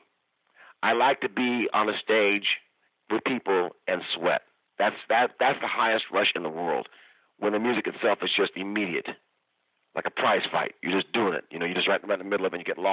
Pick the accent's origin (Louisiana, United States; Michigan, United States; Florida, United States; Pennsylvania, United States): Michigan, United States; Kalamazoo; now in Bay Area, United States; I'm from Kalamazoo. So we have a Michigan connection. But we found each other out here in the Bay Area